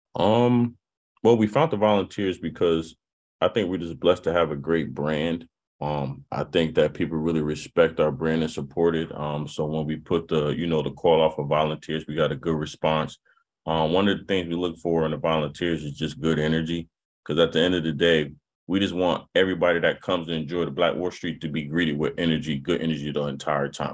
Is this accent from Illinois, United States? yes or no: no; New Haven, Connecticut, United States; growing up in New Haven